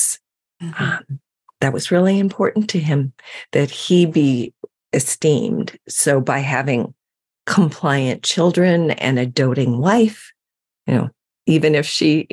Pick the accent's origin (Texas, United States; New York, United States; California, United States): California, United States; San Francisco; I grew up in San Francisco, and it was the heyday of the Haight-Ashbury